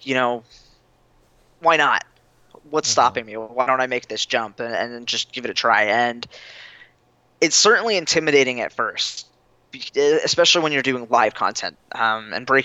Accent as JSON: {"language": "English", "region": "Florida", "country": "United States", "moved": "as an adult", "lives_now": "Fargo, United States", "said": "I'm from Florida"}